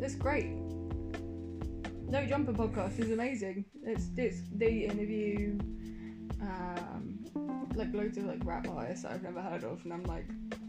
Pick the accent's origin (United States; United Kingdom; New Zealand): United Kingdom; we are very British